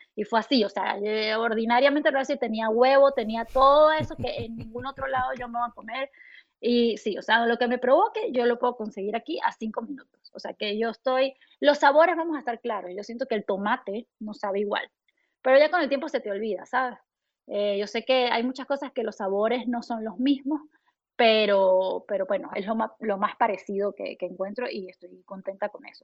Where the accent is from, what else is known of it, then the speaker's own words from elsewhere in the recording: Mérida, Venezuela; moved away as an adult; also born or lived in New York, United States; now in Houston, United States; yo sigo siendo una mamá venezolana